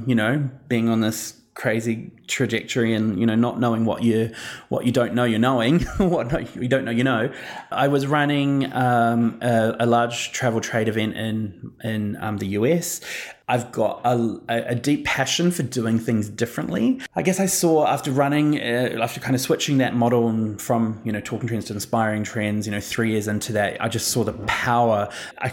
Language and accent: English; New Zealand; now in Australia; arriving in Australia and trying to, as a New Zealander